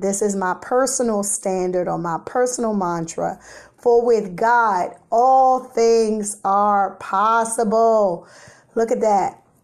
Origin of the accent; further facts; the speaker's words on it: Washington, District of Columbia, United States; Growing up in the South Side of Washington, D C, yes, the Chesapeake part of the city